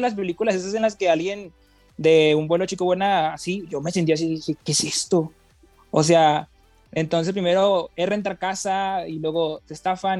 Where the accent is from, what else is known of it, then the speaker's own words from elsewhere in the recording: Mazapil, Zacatecas, Mexico; moved away as an adult; now in Monterrey, Mexico; soy de Mazapil yo, entonces yo tengo una previa experiencia porque de Mazapil fui a la prepa de Zacatecas